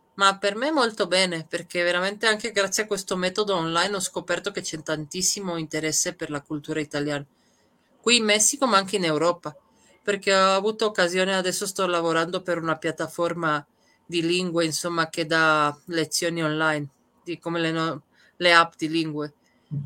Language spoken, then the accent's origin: Italian; Trieste, Friuli-Venezia Giulia, Italy; moved away as an adult; also born or lived in Serbia / Madrid / Malaga; io sono nata in Serbia, ma quando, da quando ho sette anni siamo emigrati. La mia famiglia è emigrata a Trieste, quindi da quando ho sette anni fino più o meno ai 30 ho vissuto a Trieste